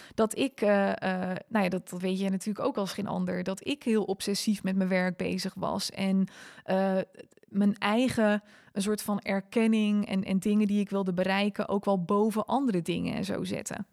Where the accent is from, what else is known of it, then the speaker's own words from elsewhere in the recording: Netherlands; also born or lived in South Africa; now in Almere, Netherlands; als typische Hollander